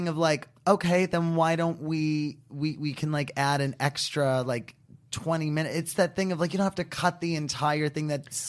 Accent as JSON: {"language": "English", "region": "New York", "country": "United States", "said": "because I'm from New York, and when Bloomberg was the new mayor in New York City"}